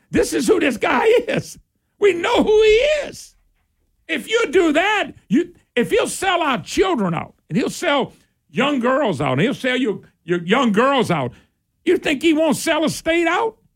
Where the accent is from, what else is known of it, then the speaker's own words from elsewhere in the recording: Louisiana, United States; I'm from Louisiana and I'm a run and all in gas state.